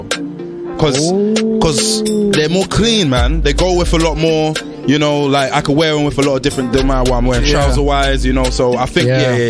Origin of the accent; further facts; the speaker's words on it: United Kingdom; Football, because I'm British.